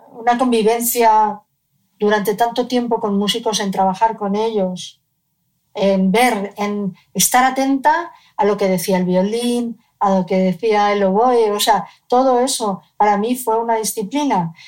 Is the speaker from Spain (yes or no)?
yes; Cádiz, Andalusia, Spain; vivíamos en Cádiz, yo nací en Cádiz